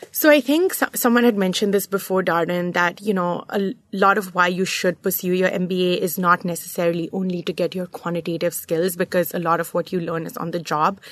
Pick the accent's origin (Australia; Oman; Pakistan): Oman; Muscat; moved away as an adult; also born or lived in New York / Charlottesville, Virginia; I, uh, grew up in Muscat, Oman, in the Middle East